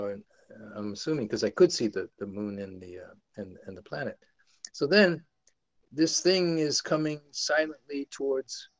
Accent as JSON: {"language": "English", "region": "New York", "country": "United States", "said": "I'm from New York"}